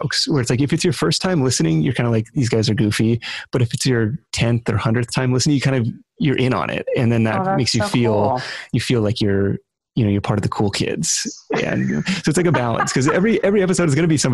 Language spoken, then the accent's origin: English; Seattle, Washington, United States; on the radio show that I grew up listening to in Seattle